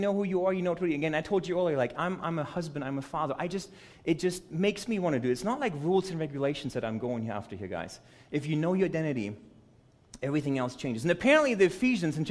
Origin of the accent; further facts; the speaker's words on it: United States; as an American